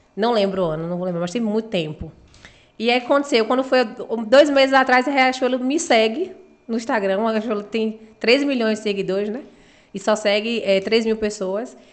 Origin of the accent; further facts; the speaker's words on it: Uruçuca, Bahia, Brazil; also born or lived in Itabuna; now in Balneário Camboriú, Brazil; sou de Uruçuca e moro em Tabuna